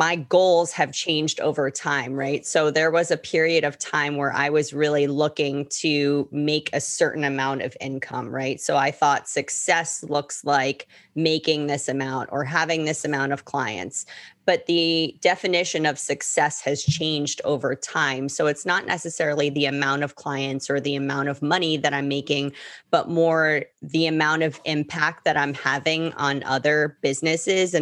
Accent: New York, United States; moved away as an adult; now in Miami, United States; I'm based out of Miami. I'm originally from New York, but I've been in Miami for almost 16 years.

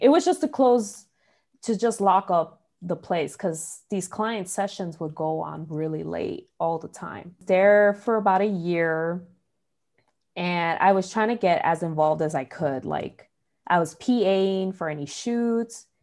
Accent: Chicago, Illinois, United States; growing up in Chicago

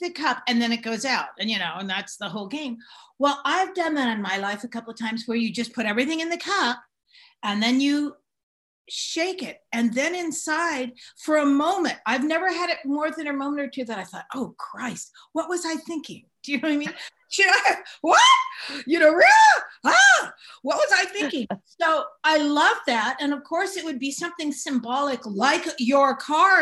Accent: San Francisco, California, United States; also born or lived in Marin County, California; I grew up in San Francisco. I grew up in Marin

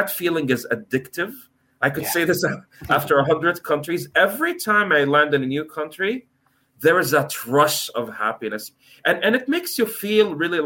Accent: Canada; moved away as an adult; also born or lived in United States / Norway; I'm born in the US, I'm from Canada, my parents Egyptian and Turkish

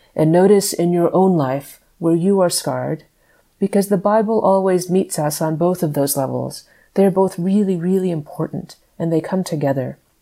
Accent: Dallas, Texas, United States; moved away as an adult; I grew up in Dallas

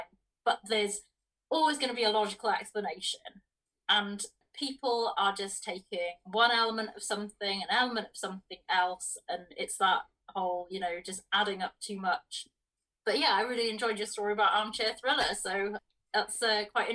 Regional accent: Wales, United Kingdom; I come from Wales, and when you're a kid in Wales, you get to go on a trip

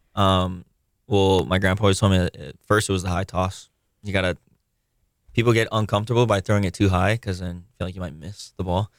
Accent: Honolulu, Hawaii, United States; I grew up on Oahu. Uh, grew up in Kamakee. I currently live in Kapahulu, but I went to public school here

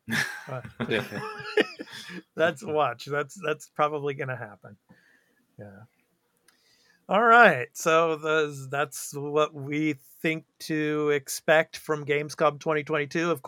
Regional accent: United States; now in Japan; I'm American, but you know, living out here in Japan

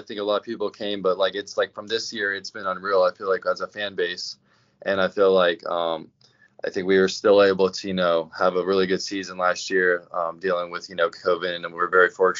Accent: Ocala, Florida, United States; me growing up in Ocala and going to Gator games as a kid

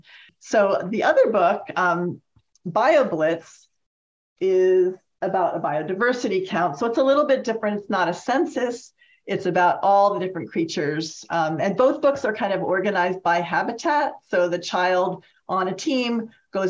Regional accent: Massachusetts, United States; I'm from Massachusetts

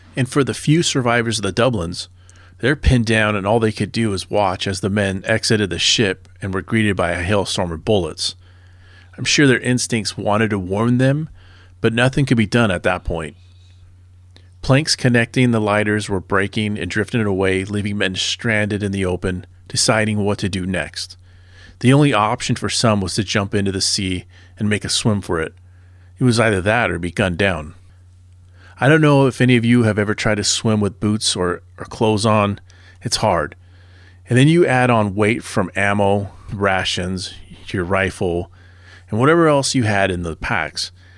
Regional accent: Southern California, United States; I grew up in Southern California

